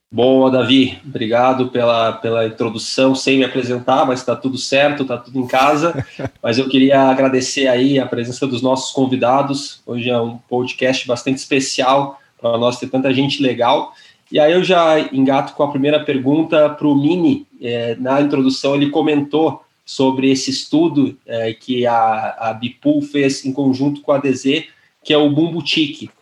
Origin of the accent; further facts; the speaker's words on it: Porto Alegre, Rio Grande do Sul, Brazil; moved away as an adult; now in São Paulo, Brazil; Eu moro em São Paulo já faz sete anos, mas eu sou gaúcho, de Porto Alegre